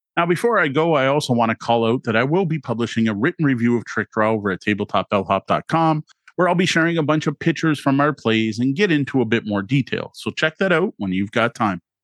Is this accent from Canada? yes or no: yes; Canada; having grown up as a Canadian